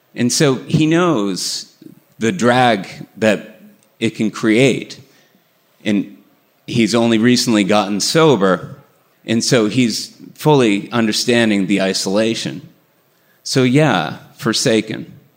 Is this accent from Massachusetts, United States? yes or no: yes; Burlington, Massachusetts, United States; the house I grew up in in Burlington, Massachusetts